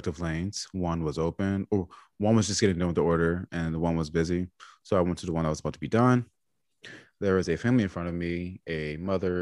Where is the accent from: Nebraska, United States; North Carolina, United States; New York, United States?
New York, United States; I'm from New York